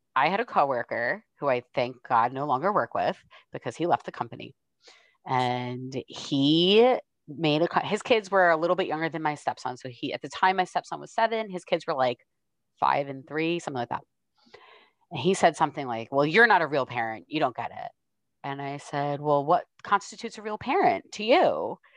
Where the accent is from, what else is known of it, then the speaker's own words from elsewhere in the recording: New York, United States; moved away; I'm from New York originally